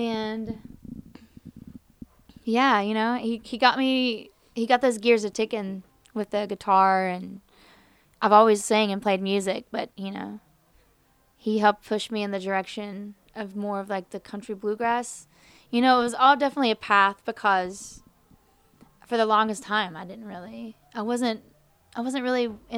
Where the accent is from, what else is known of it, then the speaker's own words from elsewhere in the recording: West Virginia, United States; also born or lived in Charleston; Growing up in West Virginia is pretty sheltering. And you're kind of cradled in all these rolling hills, and I lived in Charleston a lot, in a lot of places in West Virginia.